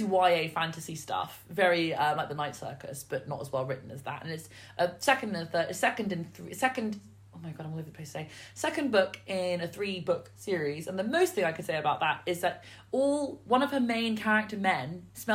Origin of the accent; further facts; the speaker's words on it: United Kingdom; As a British person